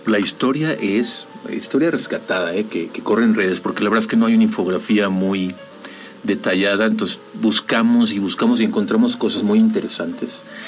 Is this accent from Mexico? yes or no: yes; Mexico; como mexicanos